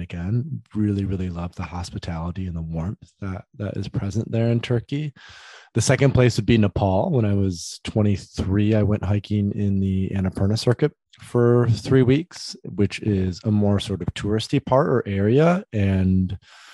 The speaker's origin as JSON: {"language": "English", "town": "Grand Rapids", "region": "Michigan", "country": "United States", "tie": "born or raised there", "said": "I grew up in West Michigan, in a place called Grand Rapids"}